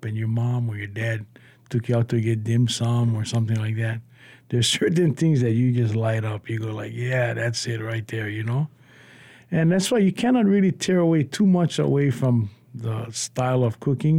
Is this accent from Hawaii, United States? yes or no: yes; Laie, Hawaii, United States; growing up in Leia with a mixture of Polynesia